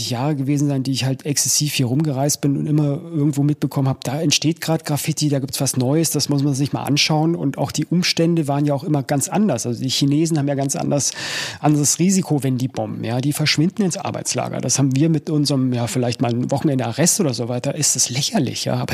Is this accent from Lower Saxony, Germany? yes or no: no; Munich, Bavaria, Germany; bei mir war es als Münchner äh, schon immer ziemlich gesellig.